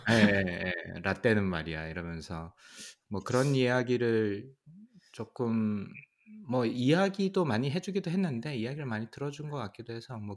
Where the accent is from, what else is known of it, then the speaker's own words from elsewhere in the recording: Ulsan, South Korea; 뭐 일단 저는 울산 출신이라서 그 울산 출신에 대해 있는 학생들이 좀 안타깝기도 했고